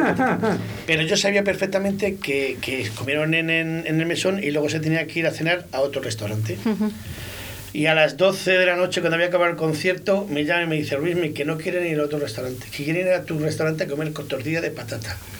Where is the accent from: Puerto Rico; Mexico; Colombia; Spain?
Spain; Valladolid, Castile and León; Yo soy de Girón, de un barrio que me he criado con los chichos